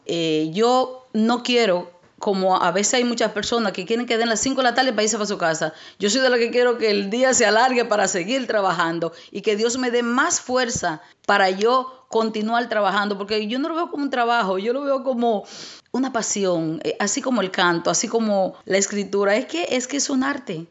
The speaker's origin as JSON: {"language": "Spanish", "town": "Santo Domingo Este", "region": "Distrito Nacional", "country": "Dominican Republic", "tie": "born or raised there", "also_born_or_lived": "San Cristóbal, Dominican Republic", "moved": "as an adult", "lives_now": "United States", "said": "me crié en un barrio en Los Minas"}